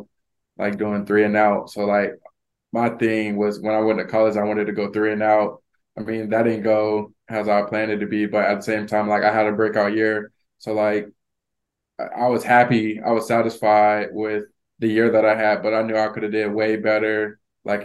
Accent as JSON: {"language": "English", "region": "Florida", "country": "United States", "moved": "yes", "said": "I'm from Florida"}